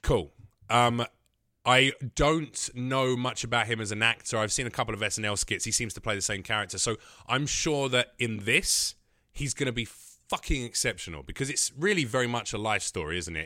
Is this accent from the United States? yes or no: no; North Macedonia; moved away; I'm from Macedonia